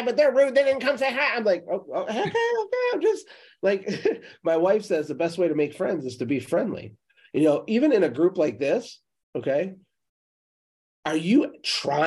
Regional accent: Michigan, United States; I'm from Michigan

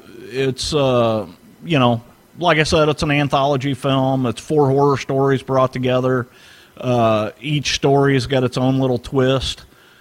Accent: St. Louis, Missouri, United States; I grew up in St. Louis.

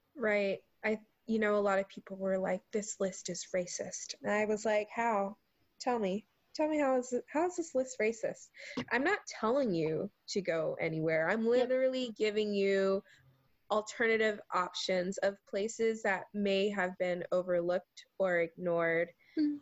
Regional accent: Charleston, South Carolina, United States; accent: southern; now in Seattle, United States; the food that I grew up eating in Charleston, South Carolina

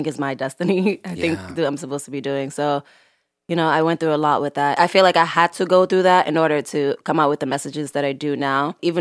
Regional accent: Senegal; moved away; I love growing up in Senegal

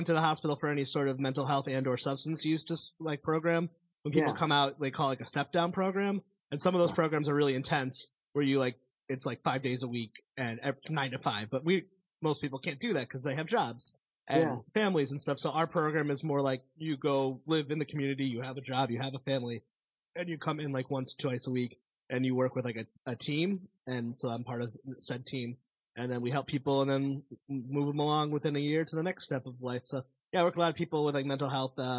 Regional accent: Connecticut, United States; moved away; I'm from Connecticut, and I grew up in like the punk hardcore ska scene

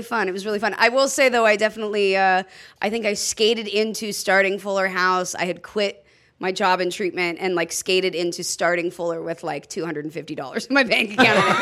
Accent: Los Angeles, California, United States; also born or lived in Orange County; I actually grew up in uh, uh technically Orange County, but L.A.

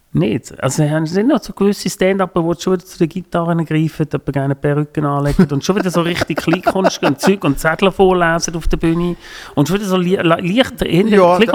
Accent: Switzerland; und bei uns in der Schweiz hast du schnell eine Chance, dass wenn du auch nicht so gut bist, eben bist du schnell mal irgendwie bei der Comedy Talent Show

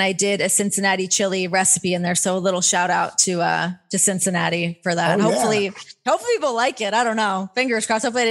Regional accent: Canada; moved away; So I grew up in Canada. So playing hockey and like being on the ice is like in my blood.

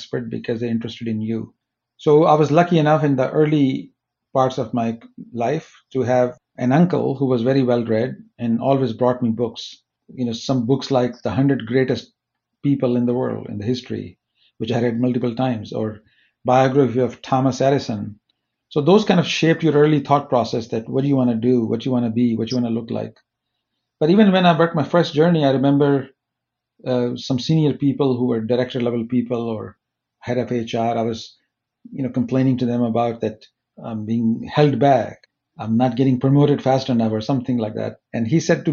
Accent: Pakistan; moved away as an adult; also born or lived in Minneapolis, United States / Silicon Valley, United States; now in United States; I was born in Pakistan

